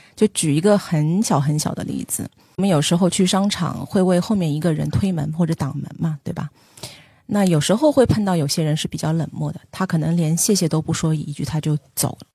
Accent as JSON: {"language": "Chinese", "region": "Shanghai", "country": "China", "tie": "born or raised there", "said": "我是上海人嘛， 没有住房租金的这个压力"}